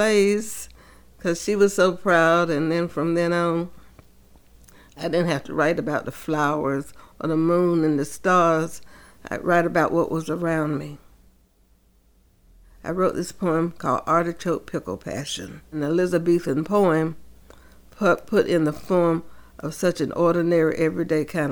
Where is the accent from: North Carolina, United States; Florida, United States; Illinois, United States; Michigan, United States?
North Carolina, United States; Rocky Mount; I grew up in Rocky Mount, North Carolina